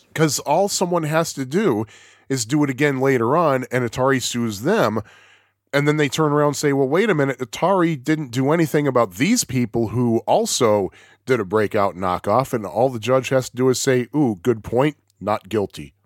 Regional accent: United States; I'm, I'm American

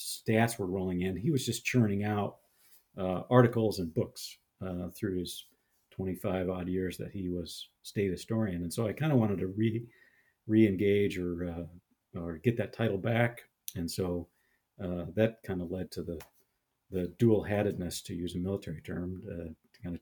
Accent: Sioux Falls, South Dakota, United States; I was born in Sioux Falls, South Dakota.

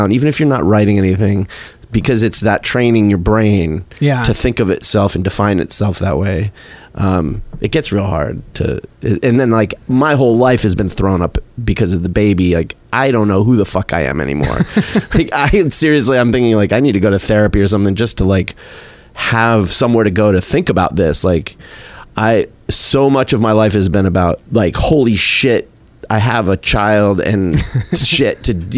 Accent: Tucson, Arizona, United States; from Tucson

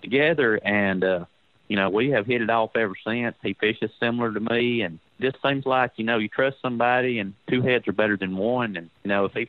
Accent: United States; I grew up around Pickwick

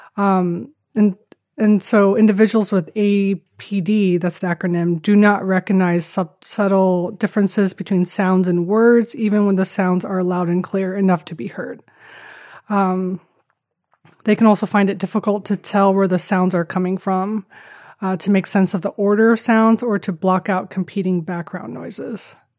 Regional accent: Taiwan; moved away as an adult; I grew up in Taiwan. Um, was born to a, a Dutch man and Taiwanese mom. Uh, grew up in Taiwan and, uh, came here when I was eighteen for college, and then been here ever since.

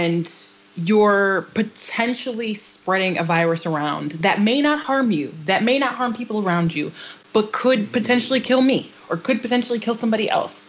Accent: Waterbury, Connecticut, United States; we grew up in Waterbury

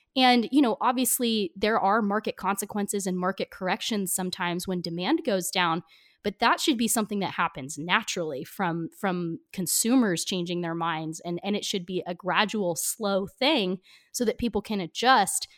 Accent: United States; small town I grew up in outside of Portland

